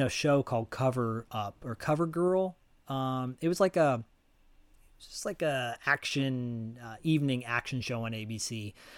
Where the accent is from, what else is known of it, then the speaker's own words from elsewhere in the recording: Detroit, Michigan, United States; moved away; also born or lived in Royal Oak, Michigan; I'm from Detroit too, originally.